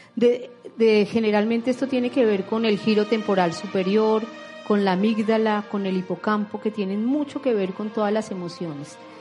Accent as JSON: {"language": "Spanish", "country": "Colombia", "said": "como colombianos"}